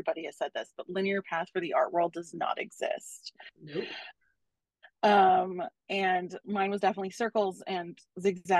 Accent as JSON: {"language": "English", "town": "Los Angeles", "region": "California", "country": "United States", "tie": "born or raised there", "said": "I'm a born and raised Los Angelino."}